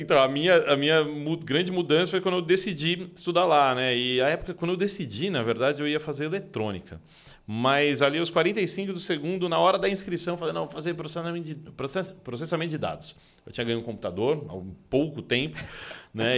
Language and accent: Portuguese; São Paulo, Brazil; Sou nascido e criado aqui em São Paulo mesmo